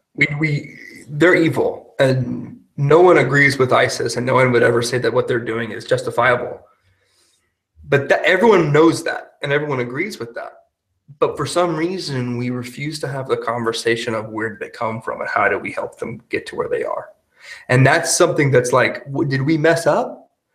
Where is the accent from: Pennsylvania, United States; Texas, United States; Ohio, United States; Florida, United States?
Texas, United States; moved away as an adult; now in Germany; my home state, Texas